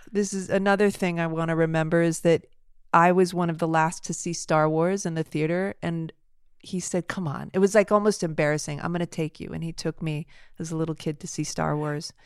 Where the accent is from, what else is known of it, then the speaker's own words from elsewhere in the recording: Los Angeles, California, United States; I grew up near Beechwood up in the Hollywood Hills, in the foothills of Hollywood Hills